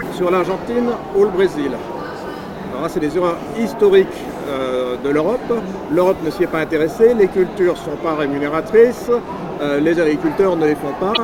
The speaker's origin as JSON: {"language": "French", "area": "Landes", "region": "Nouvelle-Aquitaine", "country": "France", "said": "je suis des Landes"}